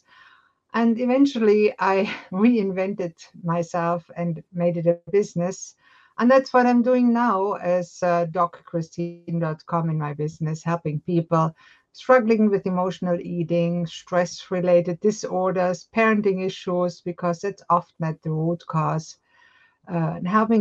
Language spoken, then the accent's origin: English; Germany; moved away as an adult; now in Halifax, Canada; I was born and raised in Germany